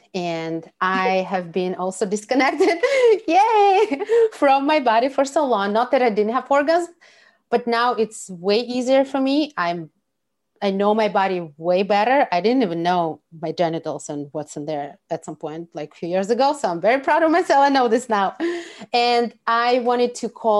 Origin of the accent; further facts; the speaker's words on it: Russia; I'm from Russia